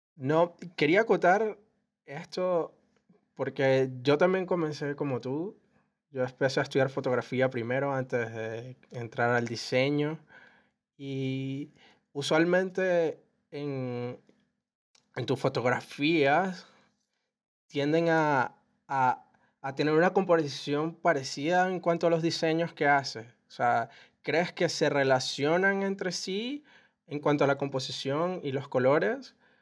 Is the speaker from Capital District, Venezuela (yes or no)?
no; Valencia, Carabobo, Venezuela; yo que soy de Valencia